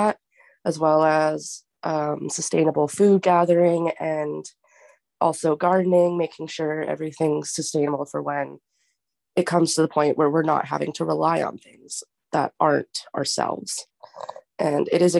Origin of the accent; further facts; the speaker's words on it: Victoria, British Columbia, Canada; I'm from Tisauk Nation, which is just located in Victoria, BC